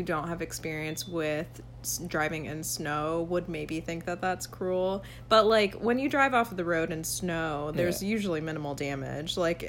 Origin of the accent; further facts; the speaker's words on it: Georgia, United States; now in Buffalo, United States; I grew up in Georgia.